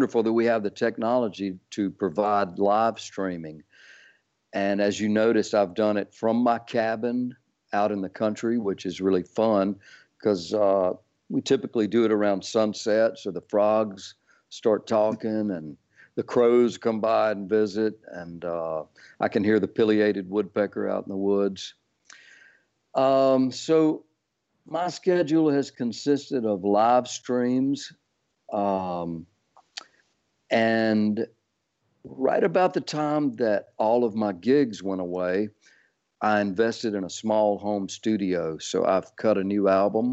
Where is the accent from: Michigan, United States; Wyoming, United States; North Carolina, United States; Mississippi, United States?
Mississippi, United States; Sumrall; also born or lived in Oxford, Mississippi / Jackson, Mississippi / New Orleans, Louisiana; I mostly stay out in Sumrall, my hometown